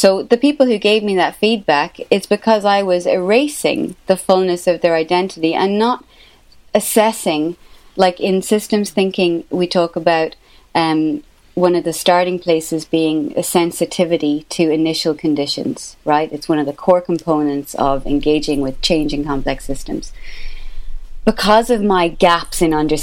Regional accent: Ireland; accent: Irish; as an Irish person with this accent

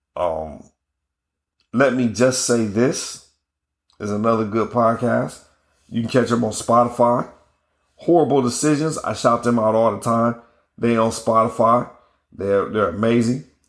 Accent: Ohio, United States; I'm from Ohio

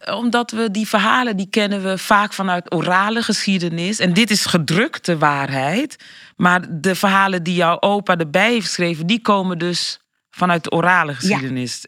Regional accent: Rotterdam, South Holland, Netherlands; Ik kom uit Rotterdam

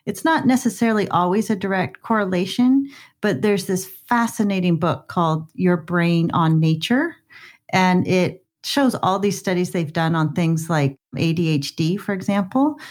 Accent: Scottsdale, Arizona, United States; now in Vancouver, Canada; I grew up in Scottsdale, Arizona, in the suburbs

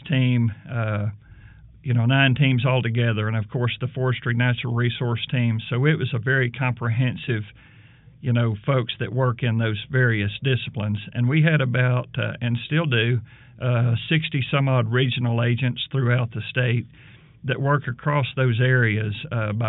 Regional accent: central Arkansas, United States; now in Alabama, United States; I grew up in the state of Arkansas, in central Arkansas, in the foothills of the Ouachita Mountains, basically between Benton and Hot Springs

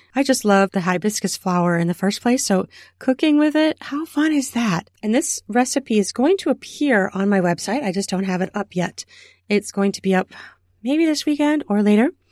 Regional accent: Minnesota, United States; my home state of Minnesota

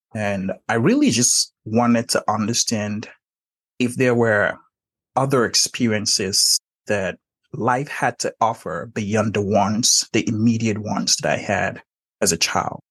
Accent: Nigeria; moved away; I was born and raised in Nigeria.

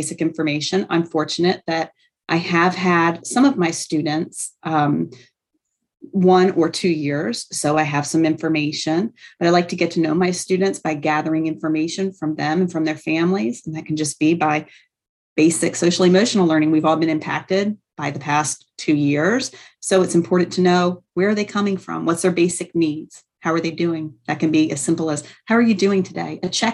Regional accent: North Carolina, United States; also born or lived in Trenton, New Jersey; now in Camden, United States; I'm originally from North Carolina

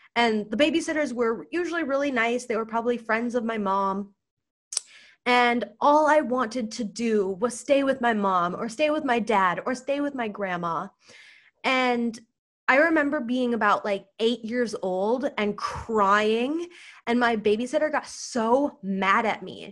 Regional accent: United States; first language English; I'm white, I'm a U S citizen, English is my first language

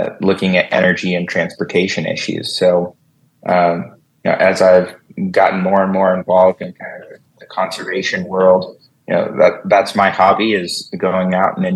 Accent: Las Vegas, Nevada, United States; I was born and raised here in Las Vegas, so I grew up here.

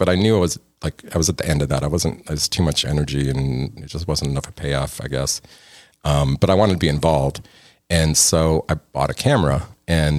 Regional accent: outside of Chicago, Indiana, United States; moved away as an adult; also born or lived in Bronx, New York / Yonkers, New York / Los Angeles; now in Texas, United States; Born in the Bronx, but grew up in Yonkers till about 7, and then to Indiana, outside of Chicago

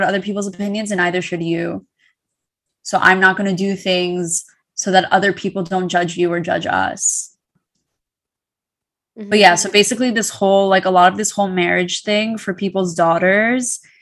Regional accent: Great Neck, New York, United States; growing up in Great Neck

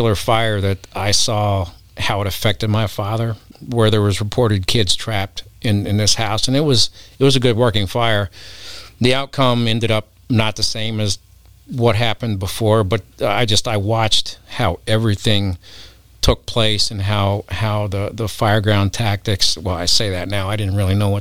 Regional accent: Cairo, Illinois, United States; I ended up growing up in Cairo

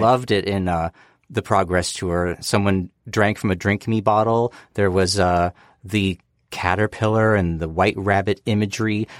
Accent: United States; I'm an American.

